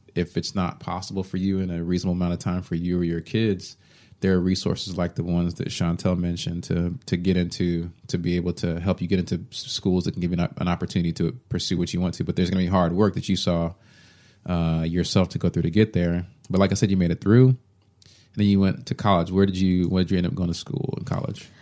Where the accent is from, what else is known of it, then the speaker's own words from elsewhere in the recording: Allen, Texas, United States; I grew up in Allen, Texas, where I was always the only black person in the class.